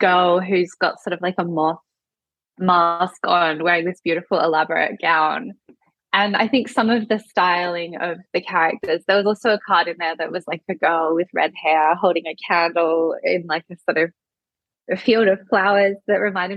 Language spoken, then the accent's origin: English; Adelaide Hills, South Australia, Australia; where I grew up in the Adelaide Hills